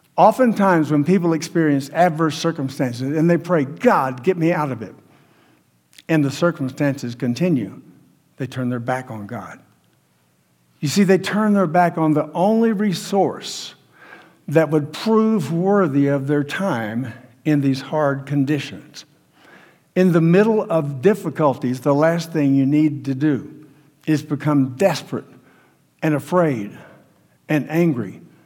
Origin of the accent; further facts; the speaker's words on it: United States; We're American Christians